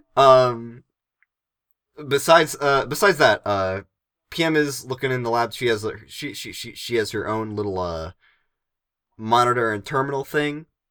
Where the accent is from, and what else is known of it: Northeastern United States, United States